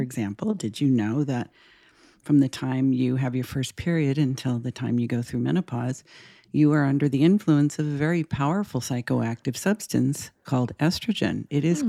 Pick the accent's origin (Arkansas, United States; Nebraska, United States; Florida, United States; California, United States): California, United States; Los Angeles; moved away as an adult; now in Portland, United States; I have lived in Los Angeles all my life